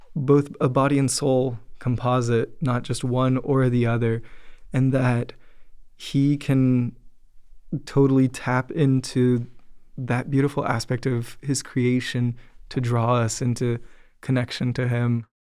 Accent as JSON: {"language": "English", "region": "Florida", "country": "United States", "tie": "born or raised there", "said": "I grew up in Florida"}